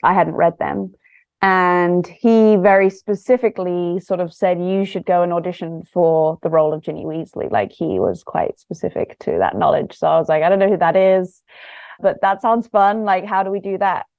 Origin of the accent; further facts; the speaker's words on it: London, United Kingdom; moved away as an adult; also born or lived in south coast of England; now in Los Angeles, United States; I grew up in London, very much kind of city sort of childhood